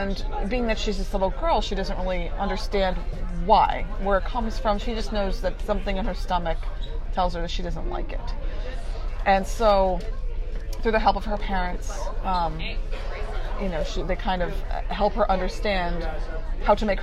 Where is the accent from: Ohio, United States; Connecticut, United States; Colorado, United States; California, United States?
Ohio, United States; Cleveland; now in Havertown, United States; my hometown